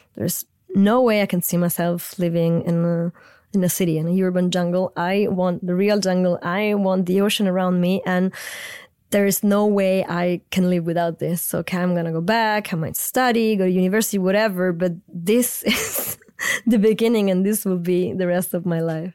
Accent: central Italy near Rome, Lazio, Italy; English is a second language; moved away; I grew up in central Italy near Rome on the coast with a German mother, Italian father

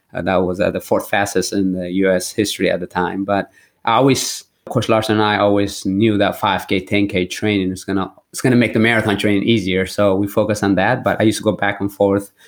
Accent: Eritrea; now in United States; I went back to my roots where I was born in Eritrea

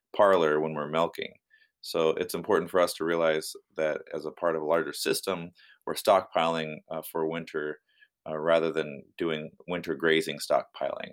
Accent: Union, Oregon, United States; I, I grew up in Northeast Oregon in a, a little town called Union

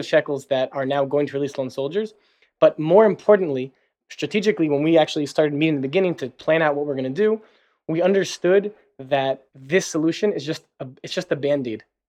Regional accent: New Jersey, United States; moved away as an adult; now in Tel Aviv, Israel; I'm originally from New Jersey. And pretty much, yeah, after high school, I moved to Israel

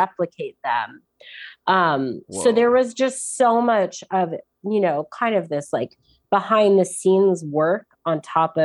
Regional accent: New York, United States; I'm from New York.

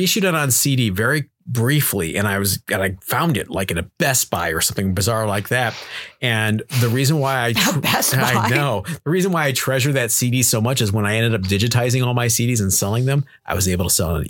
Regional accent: Cleveland, Ohio, United States; moved away; growing up in Cleveland, Ohio.

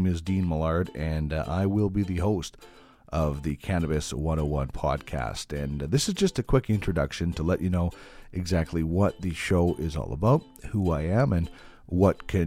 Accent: Brandon, Manitoba, Canada; moved away as an adult; also born or lived in Red Deer / Regina; now in Edmonton, Canada; Started out in television in Brandon, Manitoba, my hometown

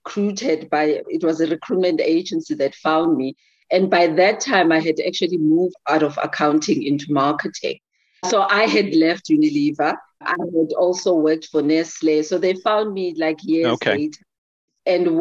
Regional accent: rural KwaZulu-Natal, South Africa; now in Johannesburg, South Africa; I grew up in South Africa, and in one of the regions which is very Zulu-dominated. I'm a Zulu girl from the rural areas of KwaZulu-Natal

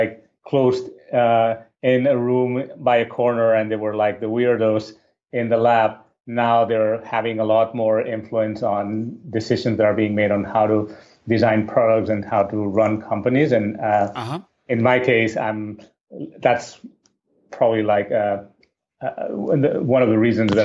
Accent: Barcelona, Catalonia, Spain; moved away as an adult; I'm originally from Barcelona, Spain

